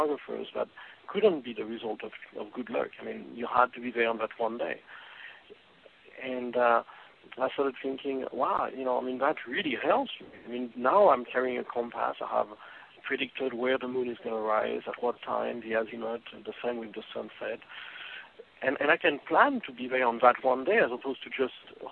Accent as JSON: {"language": "English", "country": "France", "tie": "born or raised there", "moved": "yes", "said": "when I was growing up in France"}